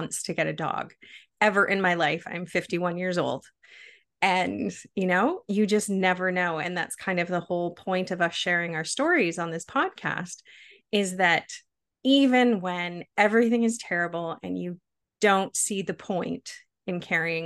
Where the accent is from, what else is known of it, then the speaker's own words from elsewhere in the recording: Canada; We are both Canadians